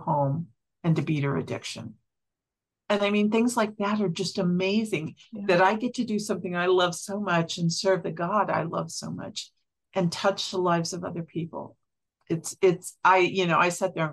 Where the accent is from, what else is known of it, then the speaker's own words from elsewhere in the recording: Kansas, United States; moved away as an adult; now in Montana, United States; we were born and raised in Kansas